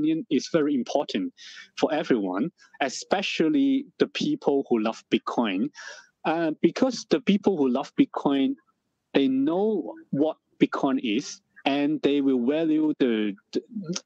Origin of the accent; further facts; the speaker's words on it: Hong Kong; I stay in Hong Kong. I was born in Hong Kong. I still stay here.